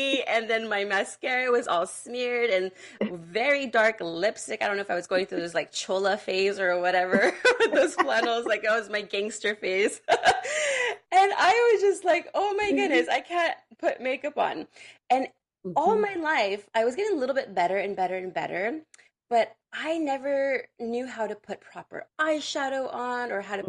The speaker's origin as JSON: {"language": "English", "area": "San Francisco Bay Area", "region": "California", "country": "United States", "said": "I'm also from the Bay Area"}